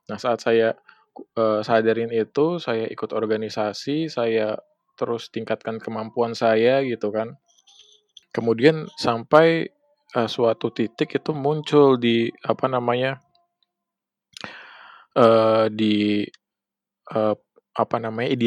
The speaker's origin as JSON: {"language": "Indonesian", "country": "Indonesia", "said": "ini tanah saya gitu kan tanah kelahiran saya masa saya kerja buat orang lain gitu kan, buat bukan kerja sesama orang Indonesia sendiri gitu kan."}